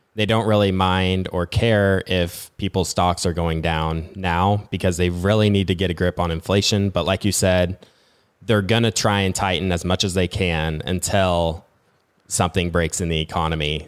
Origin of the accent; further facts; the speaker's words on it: Nebraska, United States; I'm from Nebraska